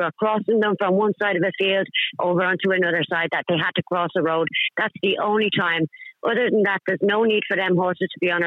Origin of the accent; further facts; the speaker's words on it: Dublin, Leinster, Ireland; moved away as an adult; now in Newcastle upon Tyne, United Kingdom; I'm from Dublin, I've lived over here for 9